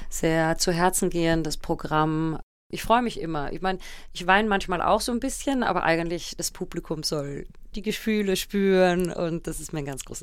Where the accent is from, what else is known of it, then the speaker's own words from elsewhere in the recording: Vienna, Austria; now in Bonn, Germany; Ich sage immer, meine Heimat ist noch immer Wien, aber mein Zuhause ist Bonn. Meine Kinder sind hier geboren, das sind Rheinländer durch und durch.